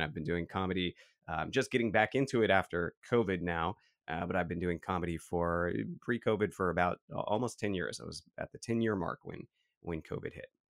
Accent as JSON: {"language": "English", "town": "San Francisco", "region": "California", "country": "United States", "tie": "born or raised there", "said": "We grew up in San Francisco"}